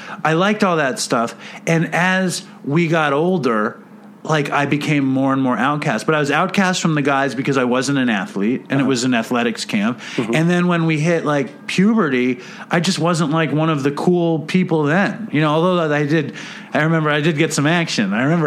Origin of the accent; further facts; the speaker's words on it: New York City, New York, United States; in our life here in Manhattan